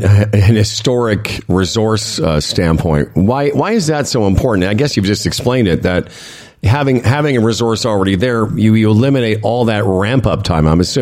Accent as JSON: {"language": "English", "region": "Western Canada", "country": "Canada", "moved": "yes", "lives_now": "Ontario, Canada", "said": "I'm from Western Canada, but I've been in this province for half my life."}